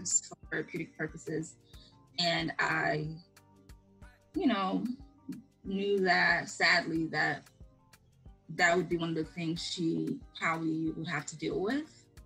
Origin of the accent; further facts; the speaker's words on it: Sierra Leone; moved away; growing up in Sierra.